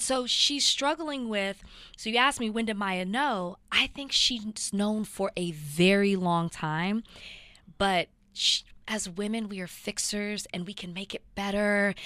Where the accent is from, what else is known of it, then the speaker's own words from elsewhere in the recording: the South, United States; I grew up in the South